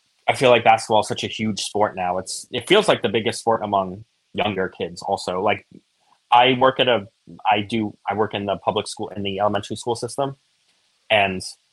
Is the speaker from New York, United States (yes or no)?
yes; New York City, New York, United States; I'm from Brooklyn. I grew up in Brooklyn